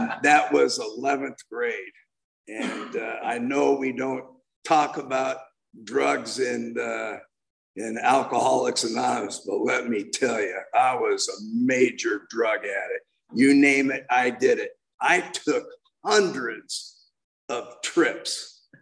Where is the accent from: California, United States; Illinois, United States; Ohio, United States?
California, United States; I was born and raised in California.